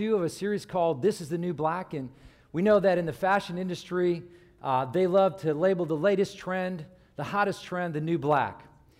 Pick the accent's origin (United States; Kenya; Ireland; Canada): Ireland; Now, you may not know this, but I'm originally from Ireland. My family's Irish, obviously. And my parents have the Irish brogue.